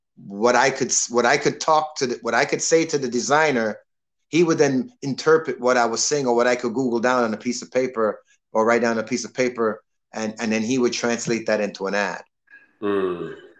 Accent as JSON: {"language": "English", "town": "Toronto", "region": "Ontario", "country": "Canada", "tie": "born or raised there", "moved": "yes", "lives_now": "Miami, United States", "said": "I grew up in Toronto being an orderly"}